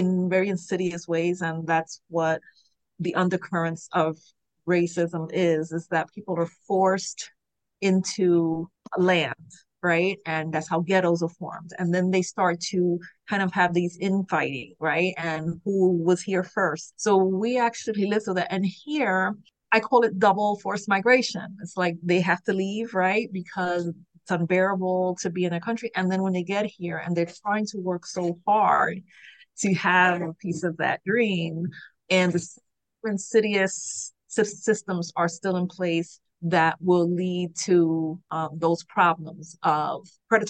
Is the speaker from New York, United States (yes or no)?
yes; New York City, New York, United States; growing up in New York City with parents from the first diaspora